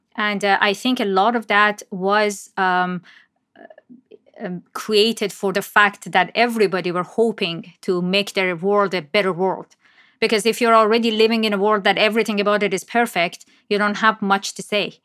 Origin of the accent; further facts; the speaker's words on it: Iran; moved away as an adult; now in Toronto, Canada; I was born and raised in Iran and moved to Canada after graduating from university.